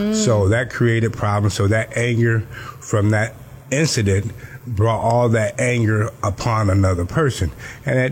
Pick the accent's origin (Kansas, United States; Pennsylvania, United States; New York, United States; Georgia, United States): Georgia, United States; Cairo; now in Miami, United States; I was born in Cairo, Georgia, a little small place in Georgia, not too far from Tallahassee. And I was raised by my grandmother for the most part, living in Georgia